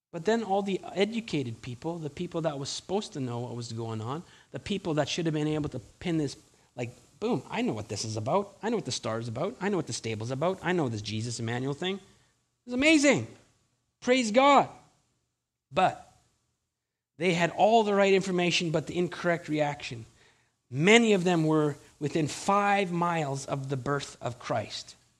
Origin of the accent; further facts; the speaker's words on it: Winnipeg, Manitoba, Canada; now in British Columbia, Canada; I'm from Winnipeg